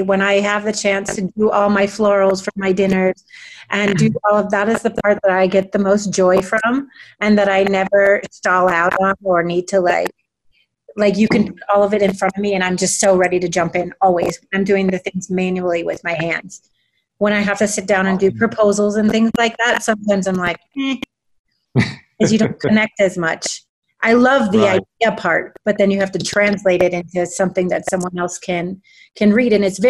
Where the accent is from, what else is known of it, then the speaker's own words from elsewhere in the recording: United States; now in Mexico; I'm American